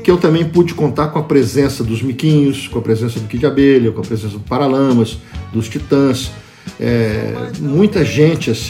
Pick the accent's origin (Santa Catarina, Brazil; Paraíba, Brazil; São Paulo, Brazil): São Paulo, Brazil; also born or lived in Goiânia / Brasília; now in Rio de Janeiro, Brazil; Bom, eu nasci em Goiânia, fui criado em São Paulo, morei um pouco em Brasília, voltei para Goiânia na adolescência, depois fui para Brasília, daí vim para o Rio